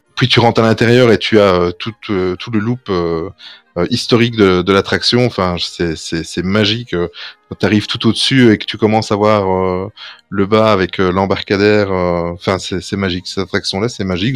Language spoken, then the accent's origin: French; Belgium; nous sommes belges